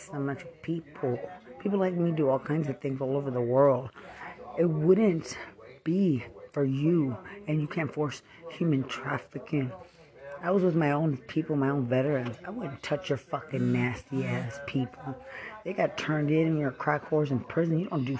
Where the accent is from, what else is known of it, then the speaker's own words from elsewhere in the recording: Lubbock, Texas, United States; I'm from Lubbock.